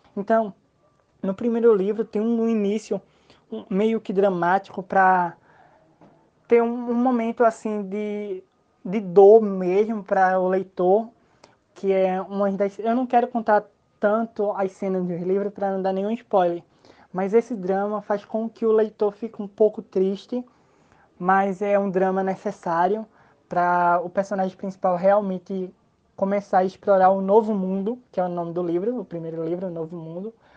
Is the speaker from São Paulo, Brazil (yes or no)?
no; São Caetano, Pernambuco, Brazil; Sou do Pernambuco. Moro em uma cidade do interior chamada São Caetano.